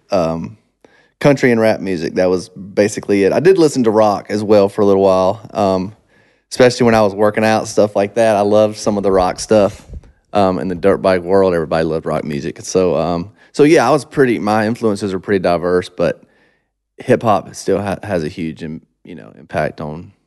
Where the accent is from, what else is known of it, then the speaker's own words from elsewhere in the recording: Monroe, Georgia, United States; moved away; when I was growing up in Monroe, it was super small little farm town